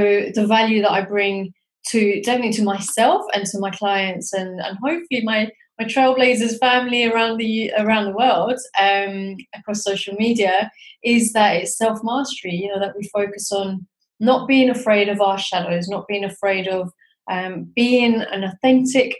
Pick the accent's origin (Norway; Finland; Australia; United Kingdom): United Kingdom; London; also born or lived in Pakistan (ancestry) / South East England; now in Edinburgh, United Kingdom; I was born in London, and my family are originally from Pakistan. And myself, I live in Scotland, in Edinburgh.